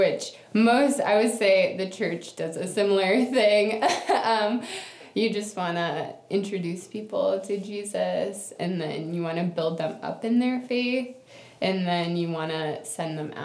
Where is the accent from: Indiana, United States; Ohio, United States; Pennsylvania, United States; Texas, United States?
Ohio, United States; Cleveland; moved away as an adult; now in Athens; I am from Cleveland, Ohio, or that area around there